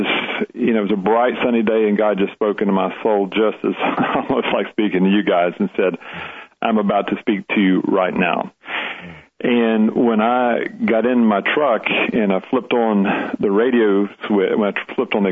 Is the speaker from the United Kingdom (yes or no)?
no; Leesburg, United States; my hometown church